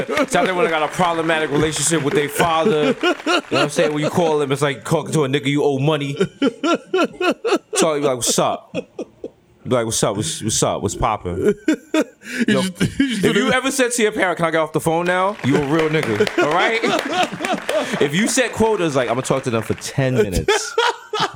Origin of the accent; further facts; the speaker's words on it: Bronx, New York, United States; I'm like, oh, I grew up in the Bronx. Like, shit was rough.